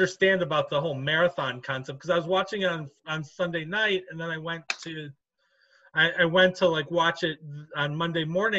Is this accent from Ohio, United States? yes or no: yes; Beachwood, Ohio, United States; I grew up in Beachwood.